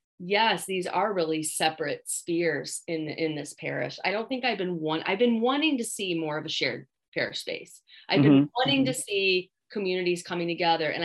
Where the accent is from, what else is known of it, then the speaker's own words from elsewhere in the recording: Midwest, United States; as a Midwesterner